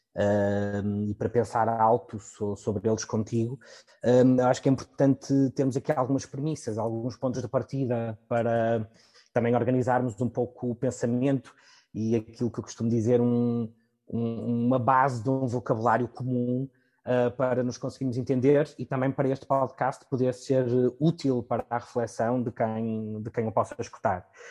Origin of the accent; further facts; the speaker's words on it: Portugal; pelo nosso percurso enquanto portugueses